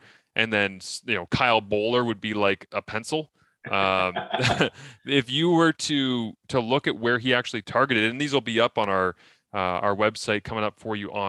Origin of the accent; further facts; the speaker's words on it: Scotland, United Kingdom; I'm Scottish